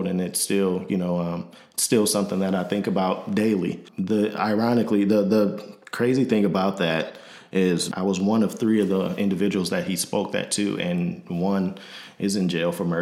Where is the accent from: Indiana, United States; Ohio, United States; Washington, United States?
Indiana, United States; Michigan City; moved away as an adult; also born or lived in Grand Rapids, Michigan / Nashville, Tennessee; now in Illinois, United States; I'm originally from Michigan City, Indiana. Born and raised